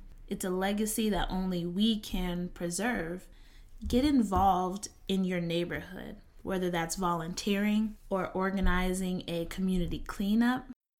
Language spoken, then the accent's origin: English; Eatonville, Florida, United States; But it was great growing up in Eatonville. Whenever my mom did let me go outside, you know, I have a lot of family members in town, so you know, I always felt protected.